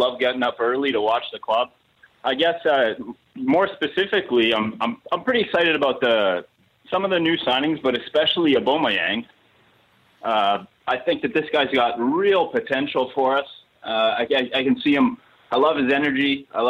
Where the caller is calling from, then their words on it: Winnipeg, Manitoba, Canada; I'm calling from all the way over in Canada. I'm in Winnipeg, Manitoba.